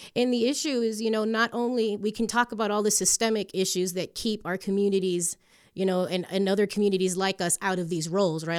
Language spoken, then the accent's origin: English; Hialeah, Florida, United States; first language English; moved away as an adult; also born or lived in Chicago; now in Colorado, United States; we got super spoiled growing up in Miami, in Hialeah particularly